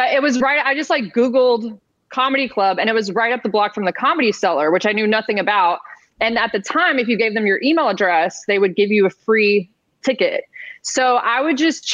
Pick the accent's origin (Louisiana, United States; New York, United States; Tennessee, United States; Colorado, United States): Tennessee, United States; Nashville; moved away as an adult; also born or lived in Los Angeles; I grew up in Nashville, and I moved to L.A. when I was 18 to go to acting school